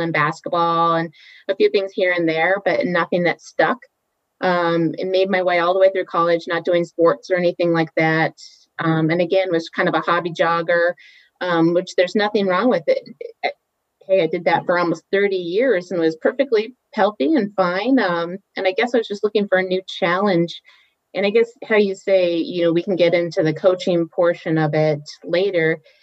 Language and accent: English; Ketchikan, Alaska, United States; moved away as an adult; also born or lived in Oregon / Boston; grew up in Alaska, a little town called Ketchikan in southeast Alaska